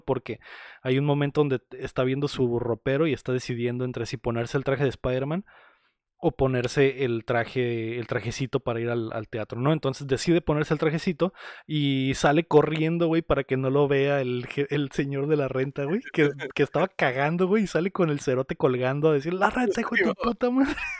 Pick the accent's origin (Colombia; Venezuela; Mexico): Mexico; somos mexicanos